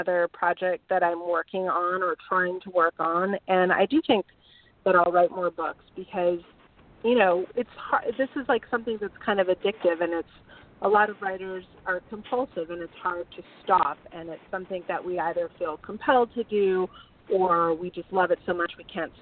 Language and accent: English; Bay Area, California, United States; moved away; my street corners in the Bay Area